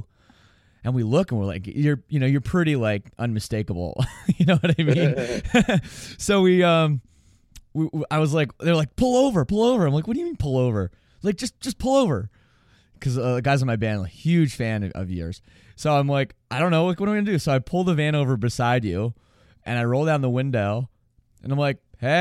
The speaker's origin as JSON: {"language": "English", "town": "Toronto", "region": "Ontario", "country": "Canada", "tie": "born or raised there", "said": "growing up in Toronto, just like brutal winter storms every year"}